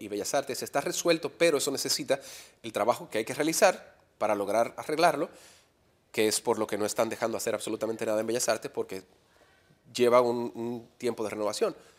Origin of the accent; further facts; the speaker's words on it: Dominican Republic; also born or lived in Miami; habiendo regresado a República Dominicana